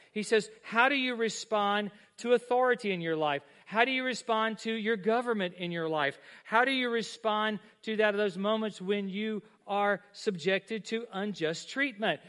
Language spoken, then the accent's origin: English; United States; I'm an American. I'm a Christian.